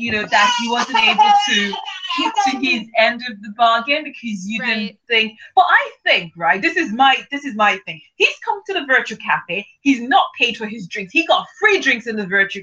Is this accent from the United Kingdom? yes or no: no; Nigeria; I'm Nigerian as well, okay? I am Nigerian